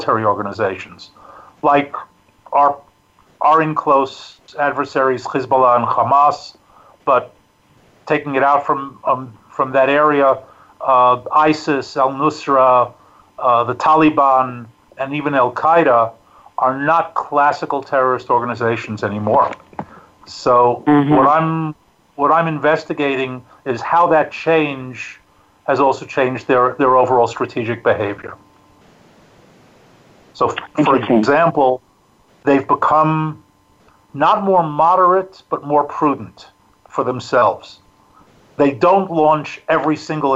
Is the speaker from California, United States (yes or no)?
no; New York City, New York, United States; moved away as an adult; now in Israel; I'm originally a New Yorker. I grew up in Queens